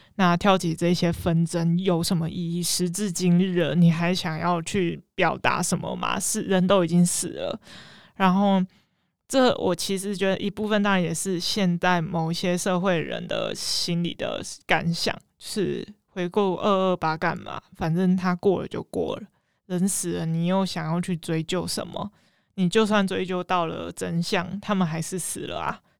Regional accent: Tainan, Taiwan; 我们作为台南人

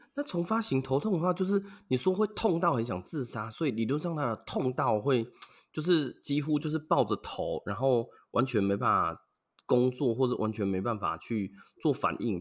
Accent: Yuanlin, Changhua County, Taiwan; 我的故乡，就是园林啦

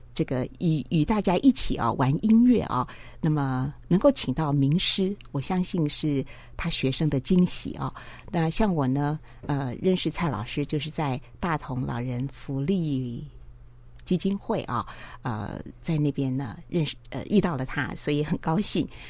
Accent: Taipei, Taiwan; 我们台北人

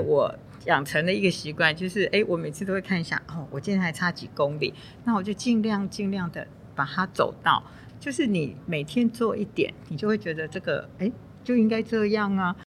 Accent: Taiwan; 我们台湾人

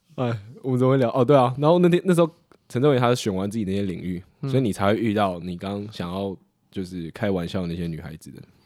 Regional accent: Taiwan; 我们台湾人

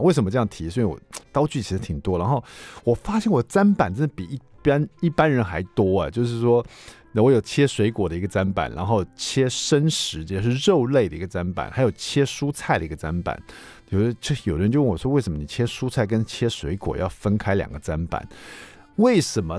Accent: Taiwan; 比如说我们台湾人喜欢吃那种海鲜粥

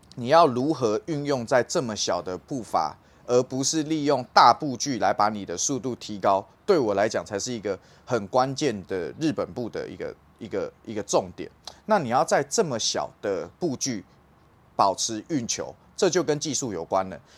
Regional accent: Taiwan; 我们台湾人

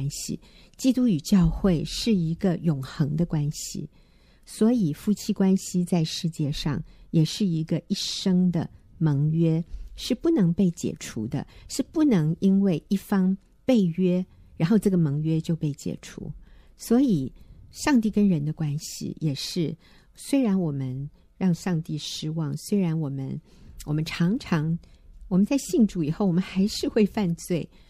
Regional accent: China; 因为对于我们中国人来说，啊、呃，会中文的人

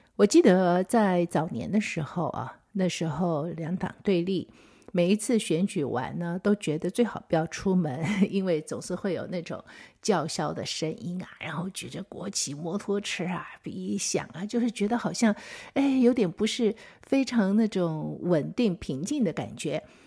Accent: Taiwan; 我们台湾本地人

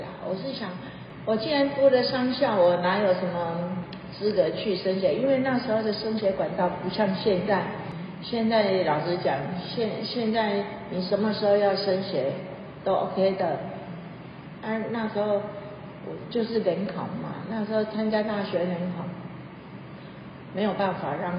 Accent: Taiwan; 好像是我们台湾人娶了日本太太，

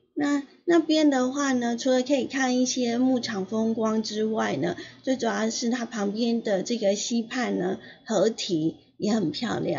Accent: Yilan County, Taiwan; now in Hualien, Taiwan; 我宜兰人

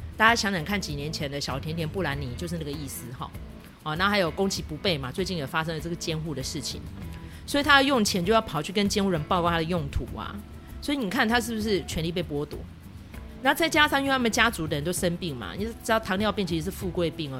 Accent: Taiwan; 对我们台湾人来说有点久远

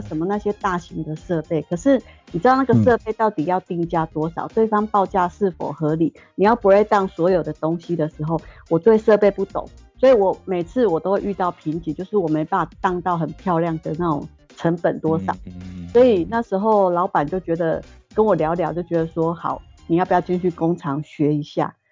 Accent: Taiwan; also born or lived in Guangzhou, China; 整个部门只有我一个台干

